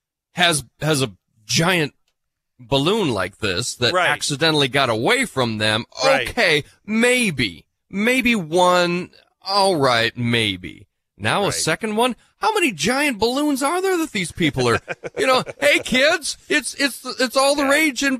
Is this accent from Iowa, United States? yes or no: yes; Iowa, United States; I grew up in Iowa